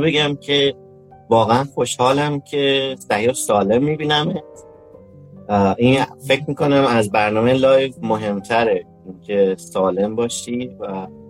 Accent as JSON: {"language": "Persian", "region": "Isfahan", "country": "Iran", "tie": "born or raised there", "also_born_or_lived": "Kashan, Iran / Tehran, Iran", "moved": "as an adult", "lives_now": "United States", "said": "متولد 1362 در اصفهان من اصلیتا اصفهانی هستم"}